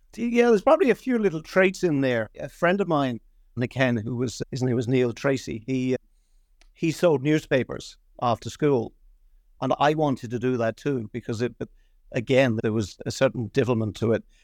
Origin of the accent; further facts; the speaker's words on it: London, United Kingdom; moved away as an adult; also born or lived in Dublin, Ireland; now in Ireland; I'm, Dublin originally, but we all got up lock, stock, and barrel, uh, in the sixties and, and moved to London. So my formative years were in London, and, and my, my education was there